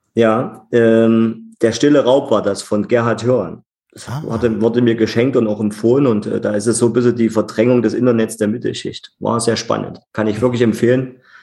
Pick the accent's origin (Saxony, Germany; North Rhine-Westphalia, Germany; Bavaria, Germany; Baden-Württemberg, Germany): Saxony, Germany; Leipzig; ich bin in Leipzig geboren und auch nicht wieder äh, weggezogen, sondern hier geblieben und äh, ja, bin gebürtiger und Wunsch-Leipziger